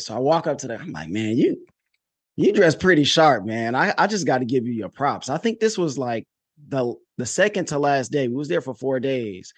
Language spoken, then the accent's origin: English; Detroit, Michigan, United States; I'm from Detroit